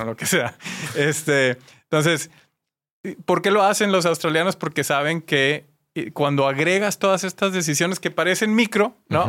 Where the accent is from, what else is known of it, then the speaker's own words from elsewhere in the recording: Mexico; compartimos como mexicanos